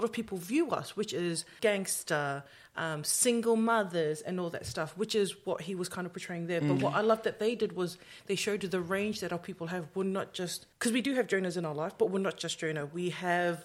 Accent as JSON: {"language": "English", "country": "New Zealand", "tie": "born or raised there", "said": "growing up in New Zealand"}